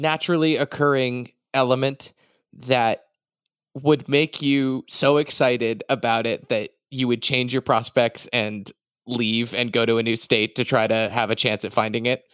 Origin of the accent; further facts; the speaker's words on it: Massachusetts, United States; moved away; I'm from Massachusetts originally